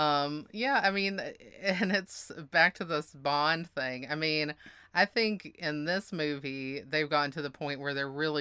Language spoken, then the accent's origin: English; the South, United States; I don't think you can just look at me and know I'm from the South.